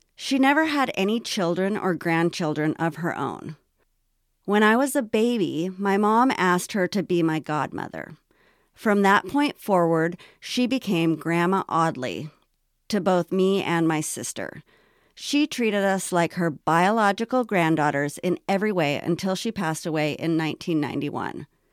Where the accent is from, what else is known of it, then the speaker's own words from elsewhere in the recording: Los Angeles, California, United States; also born or lived in North Hollywood / Washington State; the early years of my life growing up in Los Angeles